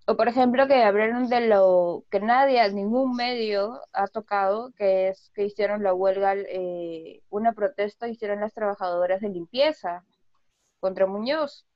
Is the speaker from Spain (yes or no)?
no; Callao, Peru; soy del Callao